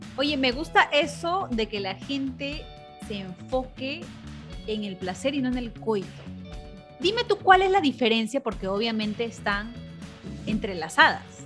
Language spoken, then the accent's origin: Spanish; Peru; now in United States; yo me crié en Perú, pero he pasado casi la mitad de mi vida aquí en Estados Unidos